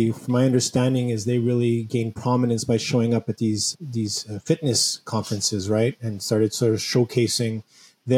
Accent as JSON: {"language": "English", "country": "Canada", "also_born_or_lived": "Montreal", "said": "Being a Canadian here in Montreal"}